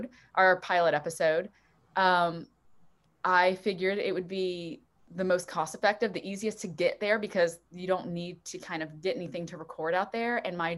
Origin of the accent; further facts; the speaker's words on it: South Louisiana, United States; growing up in South Louisiana